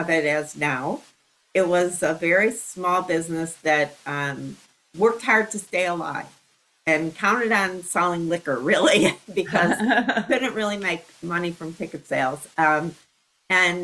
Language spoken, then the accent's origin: English; Chicago, Illinois, United States; I did grow up there. My mother started working at Second City when they moved from Hyde Park to Chicago.